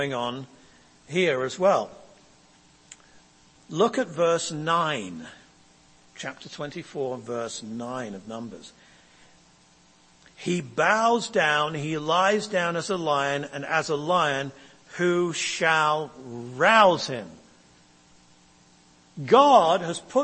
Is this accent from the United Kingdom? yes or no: yes; England, United Kingdom; now in United States; I come from England and we have a royal family